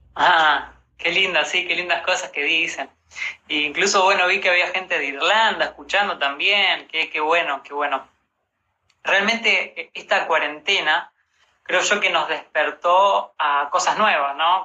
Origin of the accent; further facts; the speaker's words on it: Rosario, Santa Fe, Argentina; now in Buenos Aires, Argentina; yo soy de Rosario, pero me vine acá a Buenos Aires eh, siguiendo mi sueño